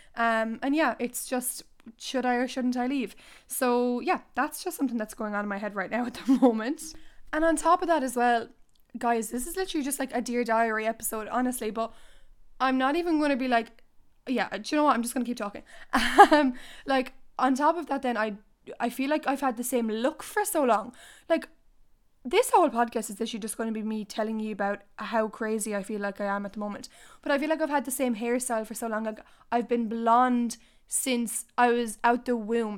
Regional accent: Ireland; I don't want to leave Ireland

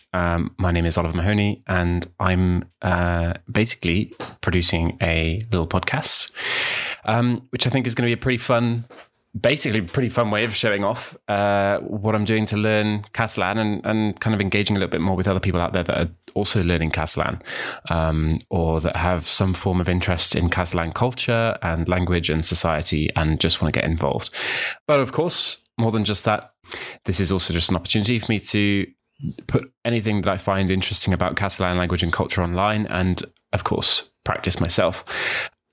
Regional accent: New Zealand; also born or lived in United Kingdom; now in Wales, United Kingdom; I grew up in New Zealand, um, although I was born in the U K

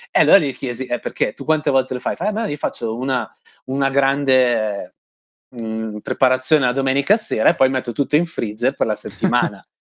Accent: Italy; cioè basta dire sono italiano e guadagni 10 punti fashion così, senza fare nulla di più.

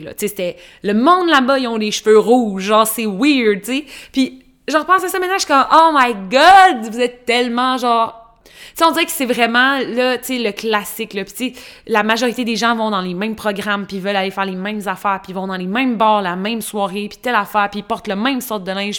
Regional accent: Trois-Rivières, Quebec, Canada; j'ai grandi dans une petite ville, Trois-Rivières

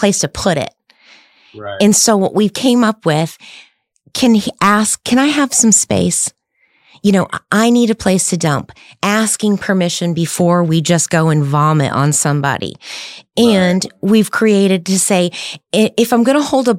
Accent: the South, United States; I grew up in the South, so I have a little bit of redneck in me

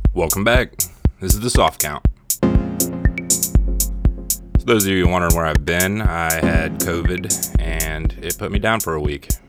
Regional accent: Ohio, United States; I grew up in Ohio for the most part

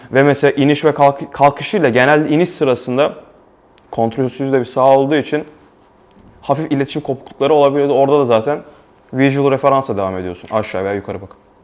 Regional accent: Istanbul, Turkey; moved away as an adult; now in Prague, Czech Republic; ben İstanbul'da doğup büyüdüm

